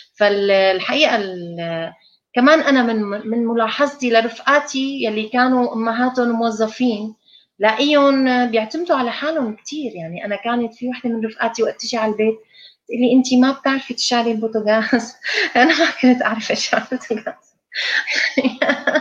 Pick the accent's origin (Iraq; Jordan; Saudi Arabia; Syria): Syria; moved away as an adult; also born or lived in England; كلياتنا طلعنا من من سوريا